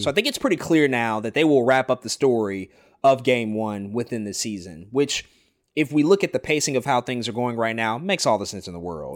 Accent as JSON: {"language": "English", "town": "St. Louis", "region": "Missouri", "country": "United States", "tie": "born or raised there", "said": "my hometown"}